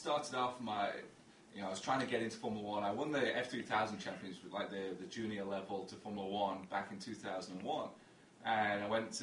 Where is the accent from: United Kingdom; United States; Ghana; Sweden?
United Kingdom; England; I grew up in England